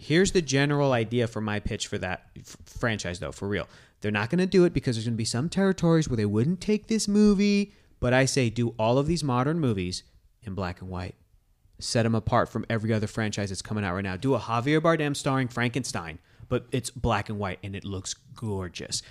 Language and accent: English; Southern California, United States; I grew up in Southern California.